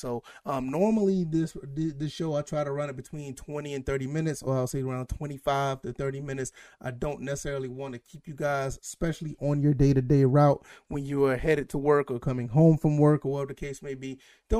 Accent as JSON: {"language": "English", "region": "Georgia", "country": "United States", "said": "I'm from Georgia and, you know, we talk about those two teams because those are my favorite teams."}